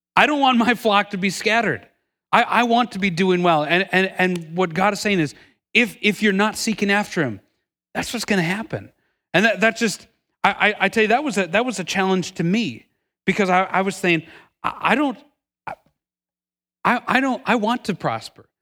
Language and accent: English; Milwaukee, Wisconsin, United States; moved away as an adult; I'm originally from Milwaukee, Wisconsin, lived there my entire life until moving down here about ten years ago